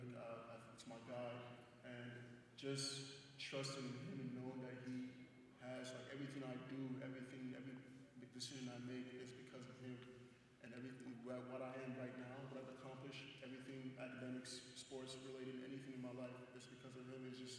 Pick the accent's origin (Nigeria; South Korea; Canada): Nigeria; now in United States; You know, I would say coming from Nigeria, culture here is kind of the same. It's more family and faith-based.